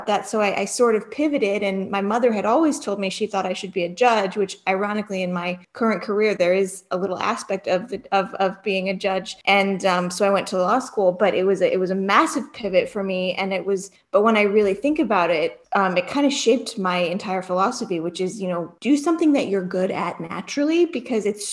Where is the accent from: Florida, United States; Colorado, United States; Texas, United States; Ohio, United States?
Ohio, United States; Cleveland; moved away; I grew up in right outside of Cleveland